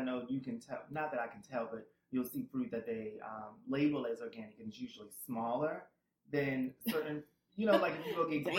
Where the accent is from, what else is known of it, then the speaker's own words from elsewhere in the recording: Alabama, United States; moved away; also born or lived in Boston, Massachusetts / Jersey City, New Jersey; And I am originally from Alabama.